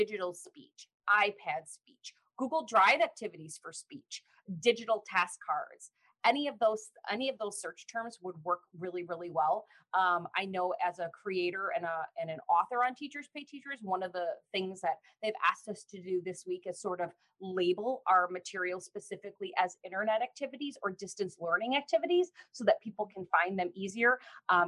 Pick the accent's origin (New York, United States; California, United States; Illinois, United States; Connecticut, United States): Illinois, United States; also born or lived in Chicago suburbs / Peoria, Illinois; I've lived in Illinois my whole life.